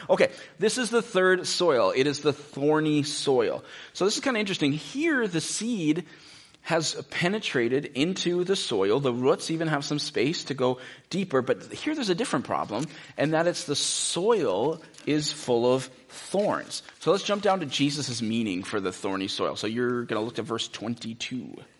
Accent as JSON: {"language": "English", "country": "United States", "said": "most of us as American Christians"}